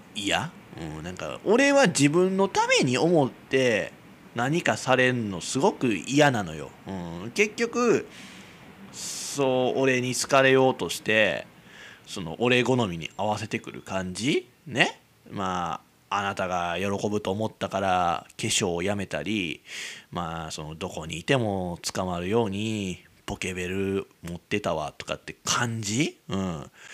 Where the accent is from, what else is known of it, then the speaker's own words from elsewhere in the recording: Kizugawa, Kyoto, Japan; 俺の生まれたらね生まれ育った木津川市の木津駅っていうとこ